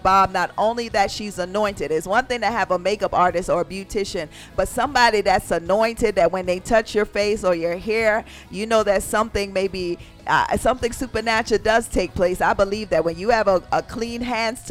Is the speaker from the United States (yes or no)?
no; Jamaica; I'm from Jamaica